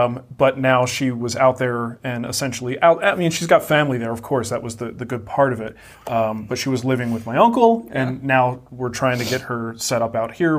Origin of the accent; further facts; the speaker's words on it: Trenton, New Jersey, United States; moved away; in New Jersey, in my hometown of Trenton, New Jersey.